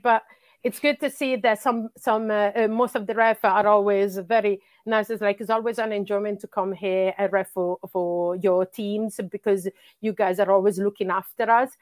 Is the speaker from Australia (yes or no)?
no; Bologna, Emilia-Romagna, Italy; English is a second language; moved away as an adult; also born or lived in Sweden; now in London, United Kingdom; I'm originally from Italy. That's where I grew up, uh, up until I was, uh, thirty-five